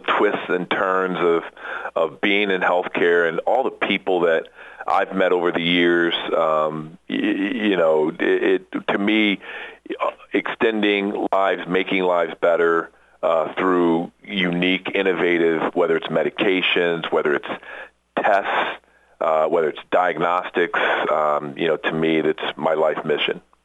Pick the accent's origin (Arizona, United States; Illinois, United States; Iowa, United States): Iowa, United States; moved away as an adult; I'm from the Midwest, so grew up in in Iowa